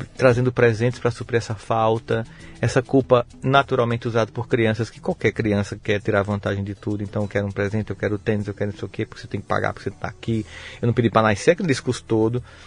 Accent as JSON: {"language": "Portuguese", "town": "Campina Grande", "region": "Paraíba", "country": "Brazil", "tie": "born or raised there", "also_born_or_lived": "São Paulo", "said": "eu sou de Campina Grande. Ah, tá. Mas você estudou em São Paulo? Não, eu estudei em Campina Grande."}